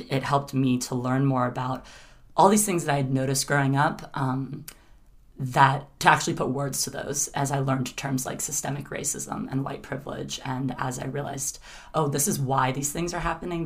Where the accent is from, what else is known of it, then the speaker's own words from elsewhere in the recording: South Carolina, United States; I grew up in South Carolina.